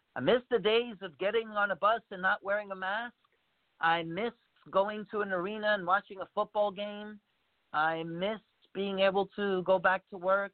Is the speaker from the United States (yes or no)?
yes; United States; being an American.